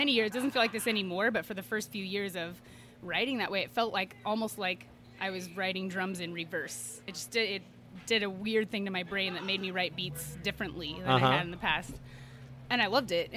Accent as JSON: {"language": "English", "town": "Tacoma", "region": "Washington", "country": "United States", "tie": "born or raised there", "said": "We were both born and raised in Tacoma. I mean, he's in Lakewood, which is just I was in northeast Tacoma"}